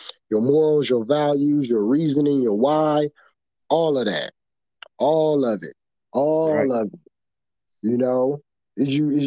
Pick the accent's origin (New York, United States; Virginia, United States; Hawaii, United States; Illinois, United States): Illinois, United States; Chicago; I was from the South Side streets of Chicago, grew up in the projects